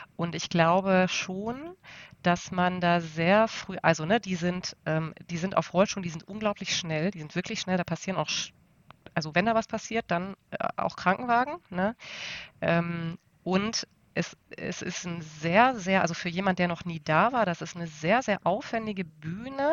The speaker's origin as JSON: {"language": "German", "town": "Essen", "region": "North Rhine-Westphalia", "country": "Germany", "tie": "born or raised there", "said": "ich komme, wie gesagt, aus dem Ruhrgebiet und zwar tatsächlich aus, dem, aus einem der aller äh, äh Nord nordöstlichsten Stadtteile von Essen an der Stadtgrenze zu Bochum-Wattenscheid"}